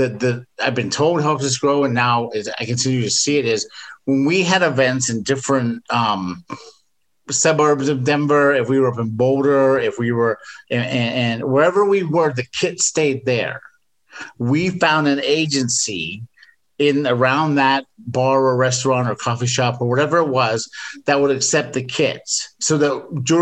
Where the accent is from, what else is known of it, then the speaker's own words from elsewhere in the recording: England, United Kingdom; moved away; I grew up in England